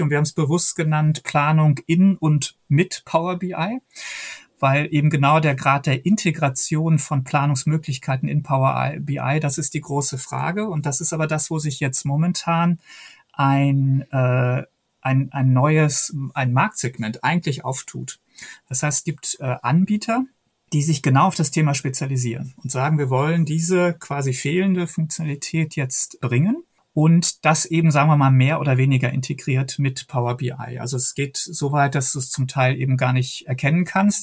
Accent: Hagen, North Rhine-Westphalia, Germany; moved away; Ich stamme ja aus Hagen in Westfalen

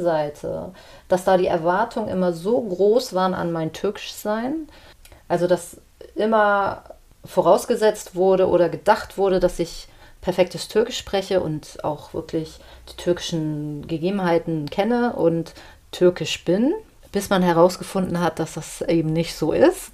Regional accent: Hamburg, Germany; also born or lived in Antalya / Isparta / Congo / Switzerland; ich bin Deutsche, ich bin hier geboren, ich habe eine deutsche Mutter

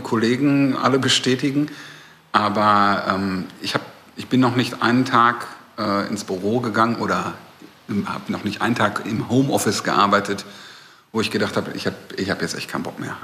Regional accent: Recklinghausen, North Rhine-Westphalia, Germany; moved away as an adult; also born or lived in Bochum; now in Berlin, Germany; Da geboren und da habe ich auch sehr viele Jahre bis zum Studium gelebt

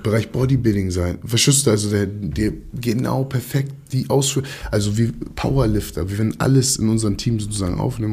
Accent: Hamburg, Germany; also born or lived in Kiel; als Hamburger, sag ich mal, von Hamburg

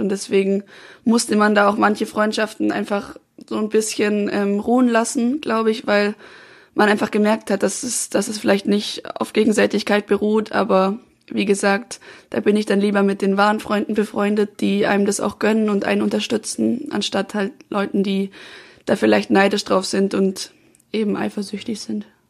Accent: Swabia, Lake Constance, Baden-Württemberg, Germany; also born or lived in Freiburg; now in Munich, Germany; ich komme ja eigentlich aus dem Schwabenland

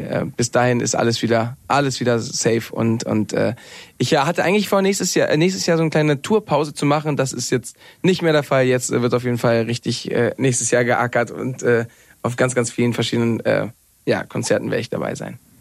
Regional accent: Mallorca, Balearic Islands, Spain; moved away as an adult; also born or lived in Cologne; now in Berlin, Germany; ich bin ja auf Mallorca groß geworden, habe 20 Jahre, Jahre da gelebt

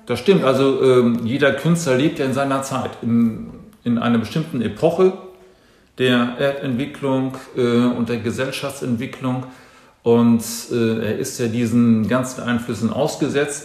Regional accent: Dithmarschen, Schleswig-Holstein, Germany; also born or lived in Mönchengladbach, North Rhine-Westphalia; Ich bin ja eigentlich gebürtiger Rheinländer, mhm. komme aus München-Gladbach mhm. und lebe seit meinem zehnten Lebensjahr mit ähm, einigen Aussetzern ähm, hier oben in Dithmarschen und an der Küste

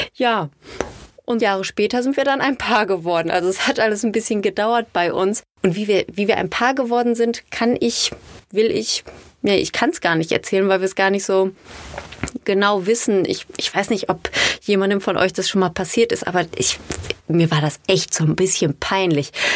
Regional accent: Ruhr area, North Rhine-Westphalia, Germany; accent: Ruhrpott; Sie hat anders geredet als wir, weil sie nicht aus dem Ruhrgebiet kam

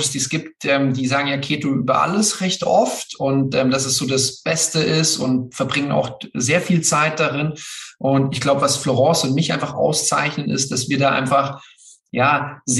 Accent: Bavaria, Germany; und ich das halt so als äh, Bayer, man hört es zwar nicht, einfach sehr, sehr liebe, äh, mit, mit dem Bezug zu Österreich.

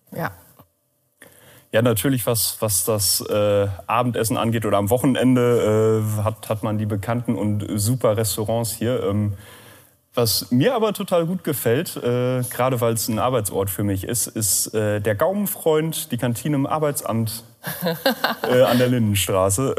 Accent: Lünne, Lower Saxony, Germany; moved away as an adult; now in Rheine, Germany; ich bin auch ein Emskop, äh, allerdings von einer anderen Landesgrenze, auch aus Niedersachsen, südliches Emsland, aus Lünne

